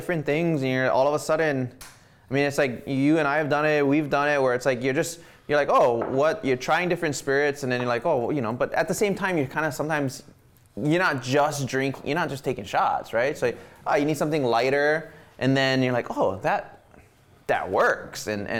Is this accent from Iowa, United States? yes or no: no; Wailua, Hawaii, United States; I grew up in Wailua